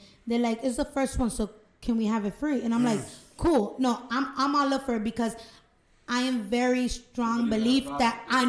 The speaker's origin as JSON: {"language": "English", "town": "Lawrence", "region": "Massachusetts", "country": "United States", "said": "I'm from Lawrence."}